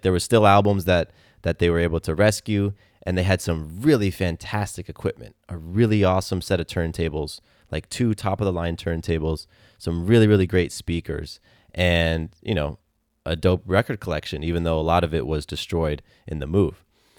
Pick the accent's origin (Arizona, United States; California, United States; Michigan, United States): California, United States; born there; I was born in California, but they moved a month before I was born.